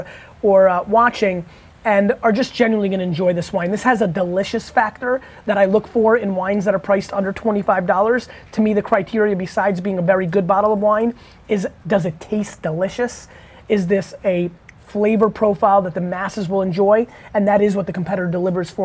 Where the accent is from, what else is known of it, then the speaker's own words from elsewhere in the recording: Edison, New Jersey, United States; I grew up in Edison, New Jersey